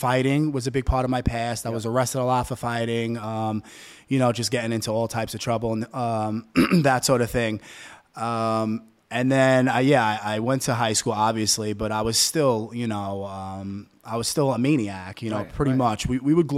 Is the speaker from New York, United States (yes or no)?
yes; New York City, New York, United States; now in New Jersey, United States; I grew up in Staten Island